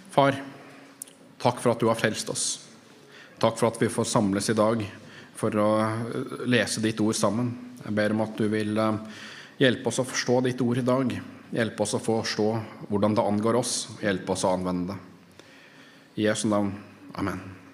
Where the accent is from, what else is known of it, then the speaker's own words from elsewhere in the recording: Norway; som nordmenn